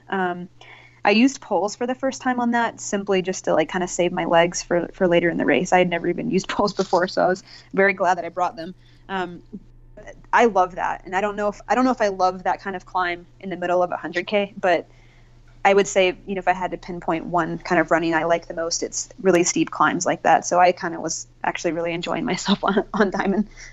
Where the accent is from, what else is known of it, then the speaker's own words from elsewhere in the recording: North Carolina, United States; moved away as an adult; now in Colorado, United States; I grew up in North Carolina